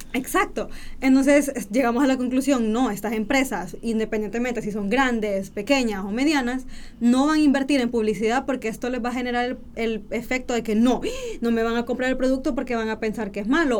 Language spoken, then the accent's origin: Spanish; Honduras; uno como hondureño